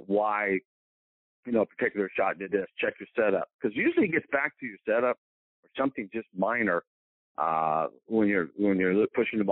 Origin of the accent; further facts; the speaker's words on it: Marion, Indiana, United States; moved away as an adult; also born or lived in Johnstown, Pennsylvania / Tennessee; now in Greenwood, Mississippi, United States; growing up in Indiana